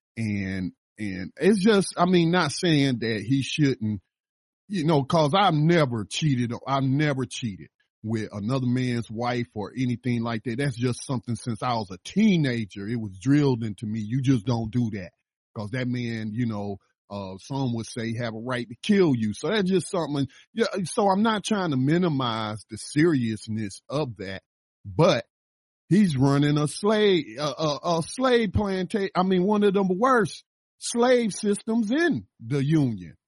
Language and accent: English; the South, United States; moved away; I lived in the South. I was born in the South